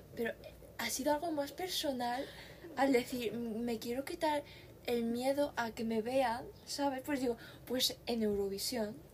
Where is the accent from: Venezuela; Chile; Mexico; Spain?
Spain; somos de España